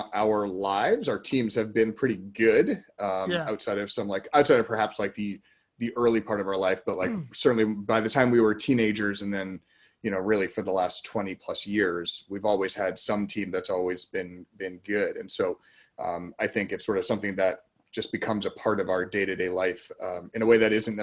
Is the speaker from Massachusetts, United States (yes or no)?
yes; Boston, Massachusetts, United States; for all of us being growing up in the Boston area